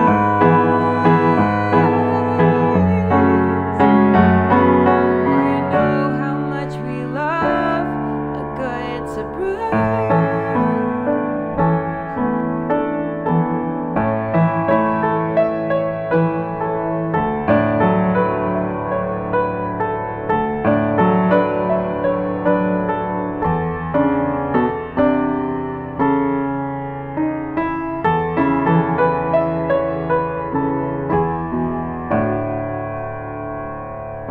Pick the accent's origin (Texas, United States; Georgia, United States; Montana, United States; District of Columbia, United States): District of Columbia, United States; Washington; now in Los Angeles, United States; I grew up in Washington, D.C.